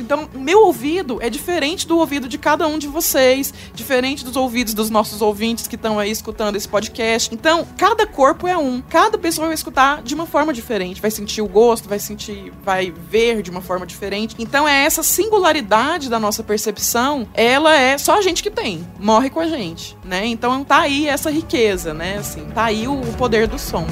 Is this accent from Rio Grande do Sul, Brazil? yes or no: no; Goiás, Brazil; accent: goiano; now in São Paulo, Brazil; meu sotaque goiano